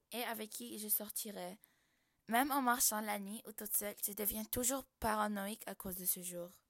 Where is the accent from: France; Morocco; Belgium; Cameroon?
Morocco; j'ai 25 ans. Je suis marocaine et je parle l'arabe, l'anglais